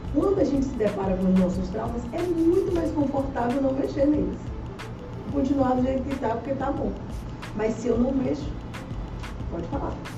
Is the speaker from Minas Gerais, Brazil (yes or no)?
no; Itabuna, Bahia, Brazil; now in Salvador, Brazil; eu sou da região, eu sou de Itabuna, atualmente moro em Salvador